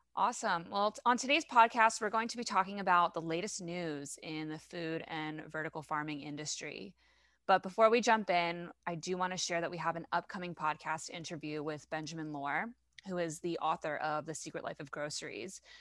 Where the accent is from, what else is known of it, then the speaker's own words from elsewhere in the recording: France; accent: French; please excuse my French accent